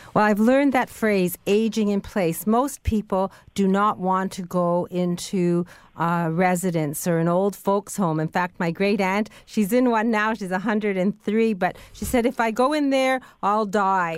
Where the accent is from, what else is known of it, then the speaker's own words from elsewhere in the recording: Canada; as a Canadian